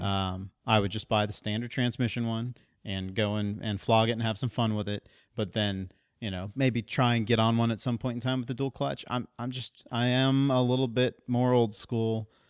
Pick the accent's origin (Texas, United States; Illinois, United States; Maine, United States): Texas, United States; Central; In my hometown in Central Texas, the Honda shop was in the middle of nowhere